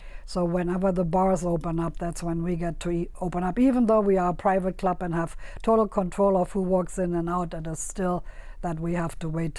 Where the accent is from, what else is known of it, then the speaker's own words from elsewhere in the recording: Berlin, Germany; now in Las Vegas, United States; I'm from Berlin.